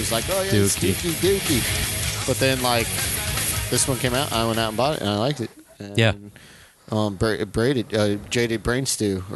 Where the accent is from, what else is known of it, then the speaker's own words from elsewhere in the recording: Southern California, United States; I grew up in SoCal